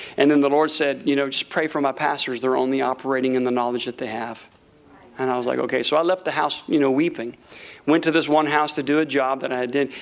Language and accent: English; Tampa, Florida, United States; moved away as an adult; also born or lived in Tulsa, Oklahoma; we're from Tampa, Florida.